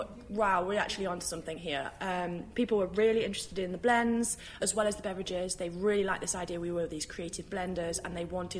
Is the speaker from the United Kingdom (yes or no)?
yes; United Kingdom; as British people